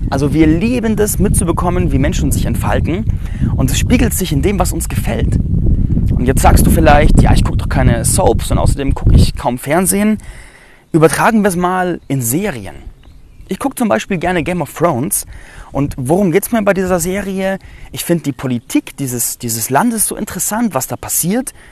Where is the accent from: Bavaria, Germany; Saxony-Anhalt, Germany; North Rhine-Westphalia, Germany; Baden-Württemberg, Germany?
Bavaria, Germany; Landsberg am Lech; ich berichte heute aus Landsberg am Lech. Das ist meine Heimatstadt, in der ich groß geworden bin.